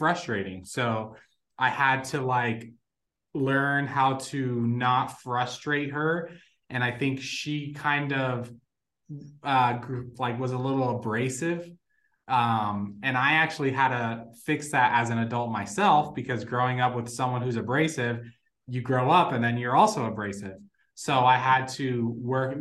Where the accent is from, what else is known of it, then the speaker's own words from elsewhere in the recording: Las Vegas, Nevada, United States; first language Spanish; English is a second language; also born or lived in Puerto Rico; I actually was born in Puerto Rico and then moved to Las Vegas when I was like 5